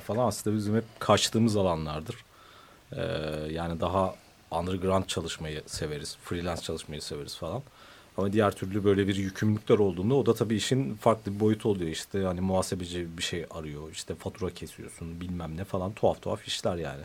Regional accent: Ankara, Turkey; now in Istanbul, Turkey; bir Ankaralı olarak

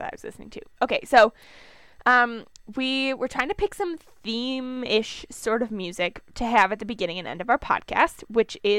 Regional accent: Minnesota, United States; We're from Minnesota

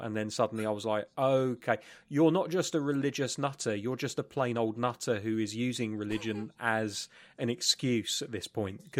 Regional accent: United Kingdom; Oh, it is. I love being British sometimes. I can introduce these sayings.

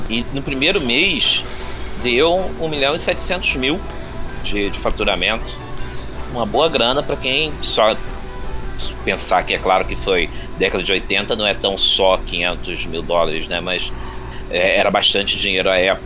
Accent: Rio de Janeiro, Brazil; nascido aqui no Rio de Janeiro, bom carioca da Gema e da Clara

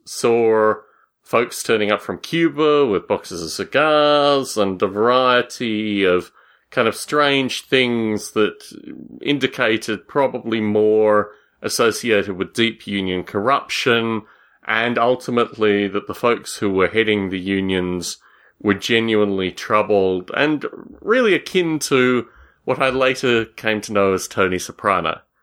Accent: Australia; moved away; When I was a boy growing up in Australia

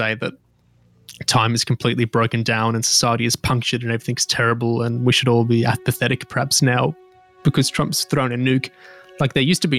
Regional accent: Australia; I'm Australian, not British

